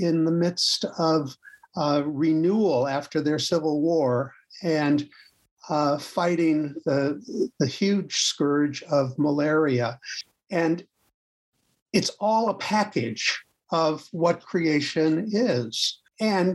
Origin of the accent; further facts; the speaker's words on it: outside Chicago, Illinois, United States; moved away as an adult; also born or lived in Western Massachusetts; now in Connecticut, United States; I grew up outside Chicago, came east to go to college.